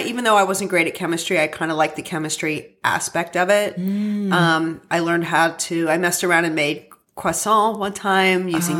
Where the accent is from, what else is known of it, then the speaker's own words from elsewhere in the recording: central Pennsylvania, United States; I'm from central Pennsylvania. Okay. Yeah. I grew up in a farmhouse